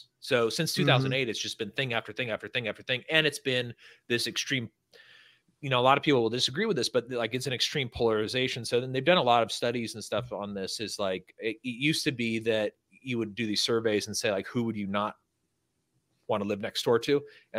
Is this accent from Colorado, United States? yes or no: no; California, United States; now in Texas, United States; I live in Texas. I'm not a Californian anymore